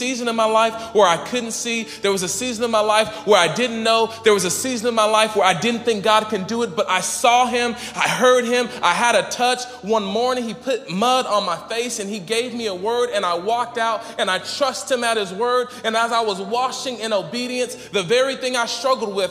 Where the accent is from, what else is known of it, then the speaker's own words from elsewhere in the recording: Las Vegas, Nevada, United States; moved away; I'm from Las Vegas, and I went back to Vegas a few years ago